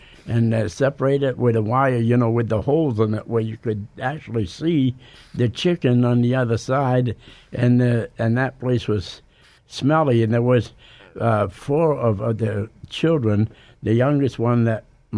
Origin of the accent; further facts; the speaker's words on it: Saco, Maine, United States; moved away as an adult; also born or lived in Biddeford, Maine / Willimantic, Connecticut; I grew up in Saco, Maine. I was born in Saco, Maine, and I lived between Saco and Biddeford a good part of my life